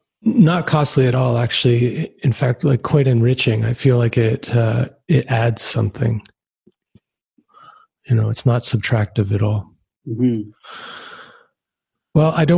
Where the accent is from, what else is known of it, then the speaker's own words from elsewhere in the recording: Canada; as a Canadian musician myself